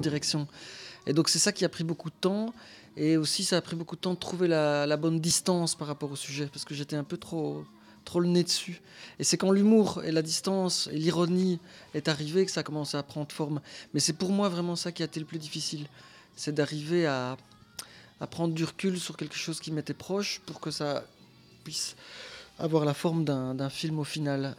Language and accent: French; Belgium; Je suis belge.